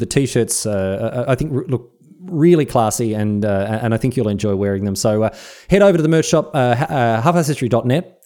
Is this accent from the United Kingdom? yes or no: no; Australia; I love Australia. I love being Australian